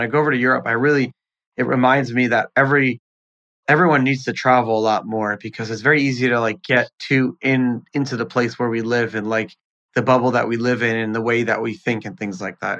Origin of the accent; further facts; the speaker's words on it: United States; he's Austrian and I'm American.